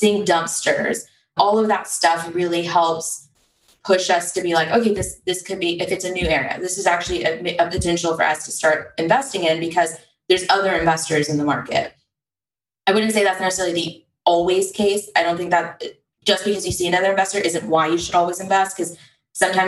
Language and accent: English; Texas, United States; we're from Texas